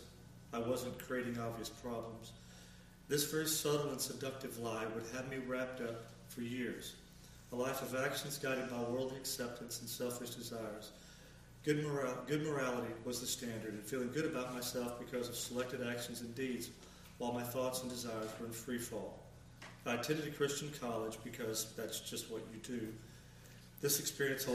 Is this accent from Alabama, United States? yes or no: yes; Huntsville, Alabama, United States; I grew up in the Huntsville, Alabama area